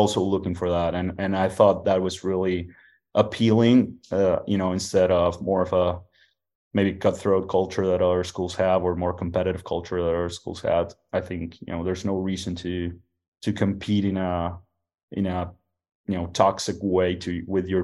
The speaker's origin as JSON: {"language": "English", "country": "Uruguay", "also_born_or_lived": "Mexico City, Mexico", "moved": "yes", "lives_now": "United States", "said": "I'm originally from Uruguay, South America"}